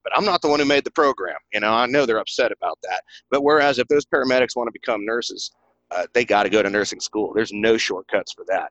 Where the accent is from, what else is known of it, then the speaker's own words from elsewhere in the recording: East Tennessee, United States; accent: country; moved away as an adult; this is back in East Tennessee. In case y'all can't pick up my country accent, that's where I'm from originally